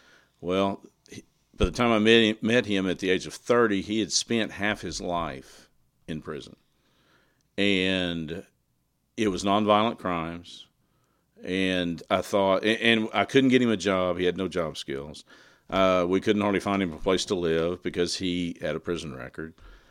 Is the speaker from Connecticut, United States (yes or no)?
no; Burnet, Texas, United States; moved away as an adult; No, I grew up in Burnett, Texas, in Central Texas.